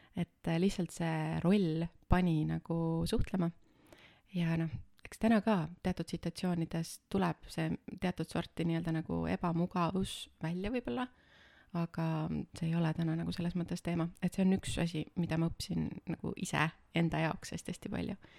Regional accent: Võhma, Viljandi County, Estonia; ma tulen Viljandi külje alt ühest äh, väikesest linnast äh, nimega Võhma. kasvasin seal üles ja käisin koolis seal

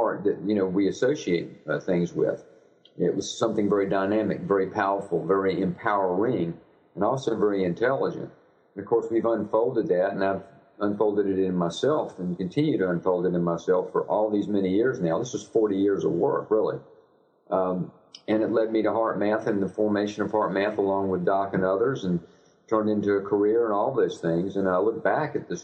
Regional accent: Richmond, Virginia, United States; I was raised in suburbia outside of Richmond, Virginia

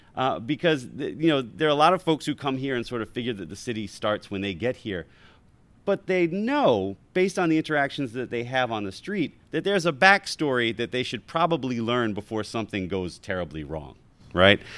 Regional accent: Baltimore, Maryland, United States; moved away as an adult; also born or lived in New Haven; now in Washington, D.C., United States; I was born in New Haven, grew up in Baltimore, and moved to Washington, D C after I finished graduate school

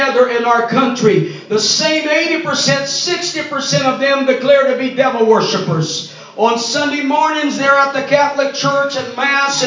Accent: Brazil; first language Portuguese; English is a second language; I was born in Brazil, so my daddy speaks Spanish, my mama speaks English, and I was born in a Portuguese-speaking country

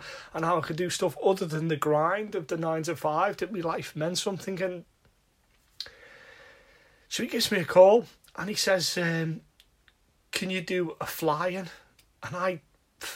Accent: Liverpool, North West England, United Kingdom; I'm from Liverpool

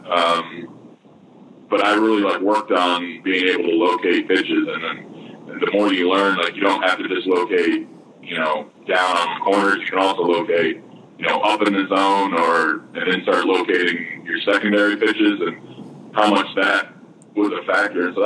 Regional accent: Michigan, United States; growing up in Michigan

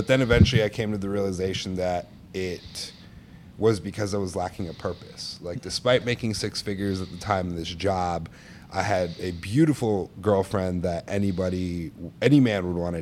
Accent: Stuttgart, Baden-Württemberg, Germany; also born or lived in Norway; now in Chicago, United States; I was born in Norway. I had the, you know, blessings of growing up in Stuttgart, Germany.

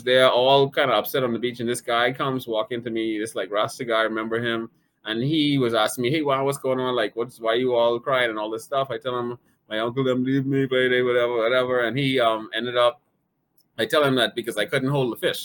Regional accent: Bahamas; moved away as an adult; also born or lived in Singapore; I was from the Bahamas

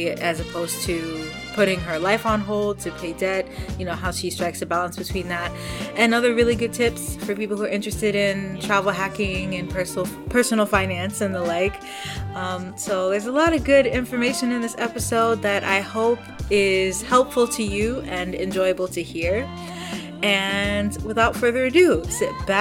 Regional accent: Michigan, United States; I'm from Michigan.

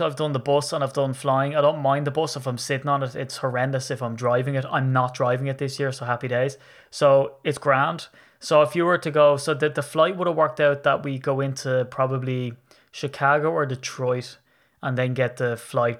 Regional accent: Ireland; I'm Irish.

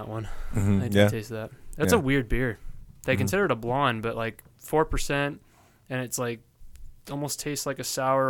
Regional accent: Orange County, California, United States; my parents are like, "Oh, Orange County."

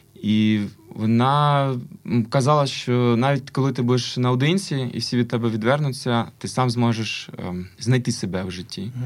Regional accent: Kyiv, Ukraine; also born or lived in Lviv; Я киянин завжди мені е, Я зріс на Національній опері України.

